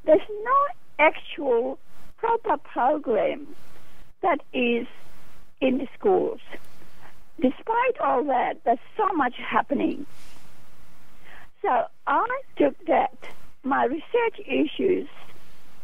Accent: Fiji; moved away as an adult; now in Australia; My father was an immigrant to Fiji Island, and I am immigrant from my education. I completed teacher's education in Fiji, and I migrated to Australia in 1970.

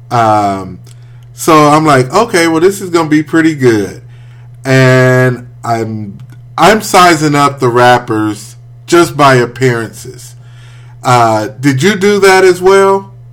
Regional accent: Midwest, United States; No, I'm from the Midwest.

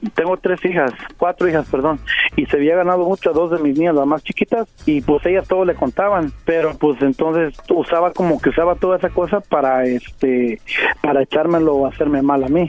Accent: Mexico; moved away; yo soy mexicano.

